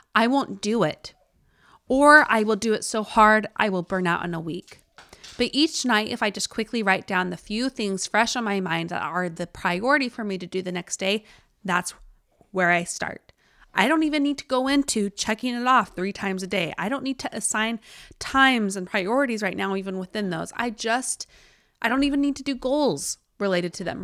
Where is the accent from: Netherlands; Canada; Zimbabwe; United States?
United States; Utah; accent: Utah; my Utah accent